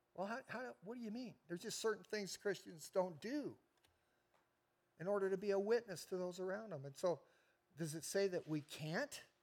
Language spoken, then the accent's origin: English; United States; I'm an American